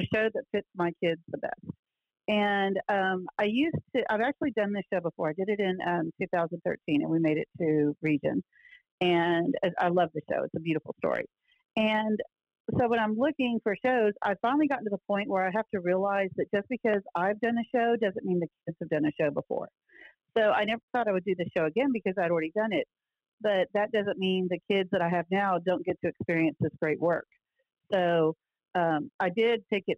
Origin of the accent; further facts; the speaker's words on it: Richmond, Texas, United States; also born or lived in Galveston, Texas; I grew up in, I was born in Richmond, Rosenberg area. We lived in Galveston, Texas City for a few